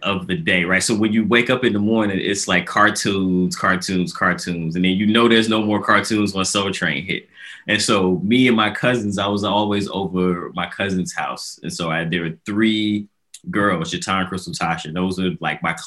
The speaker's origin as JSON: {"language": "English", "town": "Chicago", "region": "Illinois", "country": "United States", "tie": "born or raised there", "said": "I grew up in Chicago, South Side"}